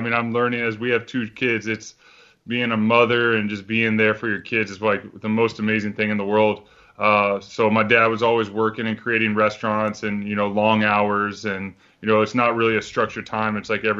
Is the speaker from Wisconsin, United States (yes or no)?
no; Texas, United States; Yeah, I mean, sports in Texas are huge.